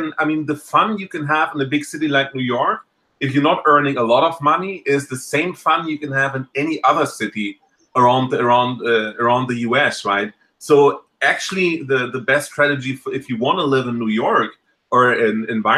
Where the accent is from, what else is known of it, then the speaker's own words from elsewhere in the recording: Germany; now in United States; I came from Germany